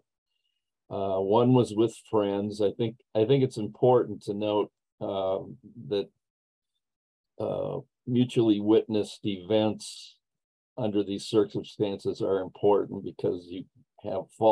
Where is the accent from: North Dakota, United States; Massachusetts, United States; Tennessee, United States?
North Dakota, United States; Dickinson; I grew up in Western North Dakota.